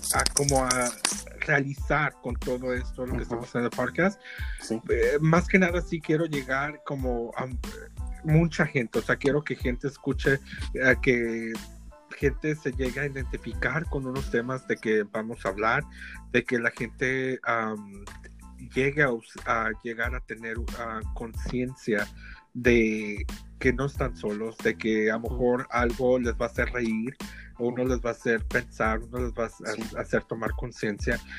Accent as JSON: {"language": "Spanish", "town": "Lompoc", "region": "California", "country": "United States", "tie": "born or raised there", "also_born_or_lived": "Tepatitlán, Jalisco, Mexico", "moved": "yes", "lives_now": "Phoenix, United States", "said": "Me crié en California, en un lugar que se llama Lompoc, California, y está cerca de Santa Bárbara."}